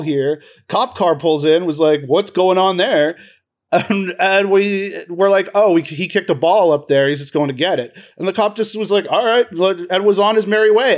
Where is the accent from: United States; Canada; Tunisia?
Canada; Peterborough, Ontario; also born or lived in Toronto; I went to York University, and I grew up in Peterborough